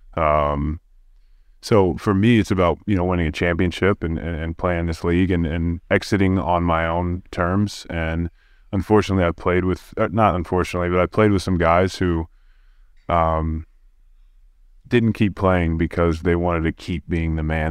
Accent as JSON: {"language": "English", "town": "Oklahoma City", "region": "Oklahoma", "country": "United States", "said": "I'm also from Oklahoma City"}